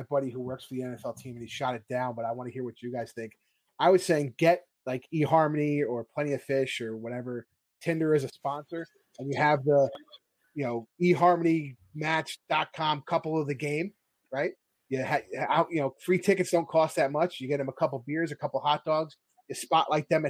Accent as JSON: {"language": "English", "region": "New York", "country": "United States", "tie": "born or raised there", "said": "growing up in New York, I was always at Giant Stadium"}